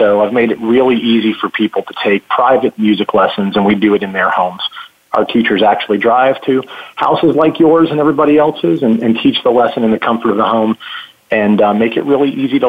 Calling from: Powder Springs, Georgia, United States; I'm calling from Powder Springs, Georgia. It's a suburb here in Atlanta.

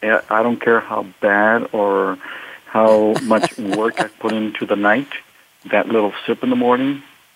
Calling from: San Jose, California, United States; I'm calling from San Jose, California.

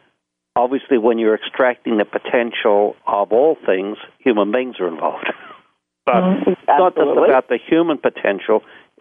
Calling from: San Francisco, California, United States; I'm actually in my home office on Belvedere Island, looking out over the Golden Gate Bridge in the city of San Francisco

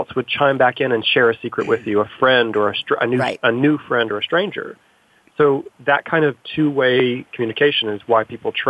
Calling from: New York City, New York, United States; So I'm calling from New York City

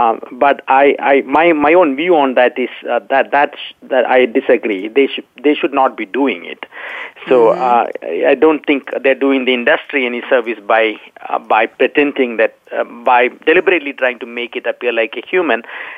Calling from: Dallas, Texas, United States; I'm in Dallas, Texas.

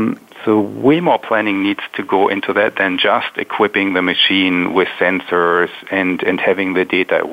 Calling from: Palo Alto, California, United States; I'm calling from Palo Alto in California.

